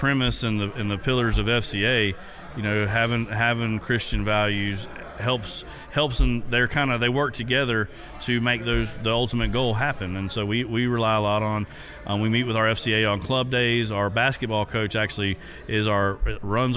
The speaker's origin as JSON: {"language": "English", "area": "Dixie County", "region": "Florida", "country": "United States", "tie": "born or raised there", "said": "I grew up in Dixie County, just right across the river"}